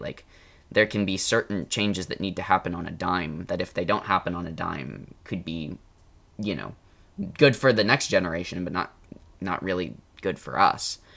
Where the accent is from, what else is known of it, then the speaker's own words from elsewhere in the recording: United States; I'm American